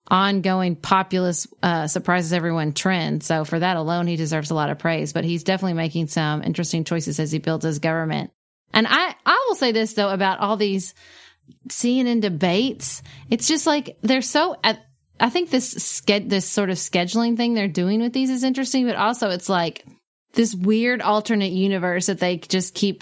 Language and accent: English; Kentucky, United States; my home state where I live